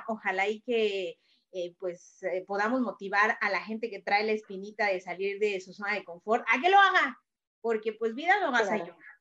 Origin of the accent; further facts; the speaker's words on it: Querétaro, Mexico; moved away; yo también soy queretana